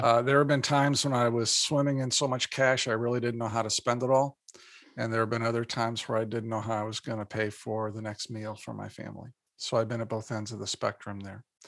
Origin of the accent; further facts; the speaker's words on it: Indiana, United States; moved away as an adult; now in Minnesota, United States; born and raised in Indiana